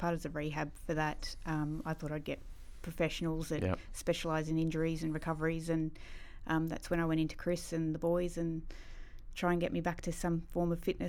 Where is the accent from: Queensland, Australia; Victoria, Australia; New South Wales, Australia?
Victoria, Australia; Daylesford; I was born in Dalesford.